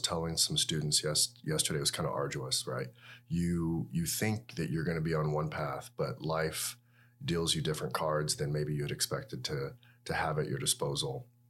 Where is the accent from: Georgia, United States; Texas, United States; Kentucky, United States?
Georgia, United States; Atlanta; moved away as an adult; also born or lived in Tuscaloosa, Alabama / Seattle, Washington / Birmingham, Alabama; I grew up in Atlanta, Georgia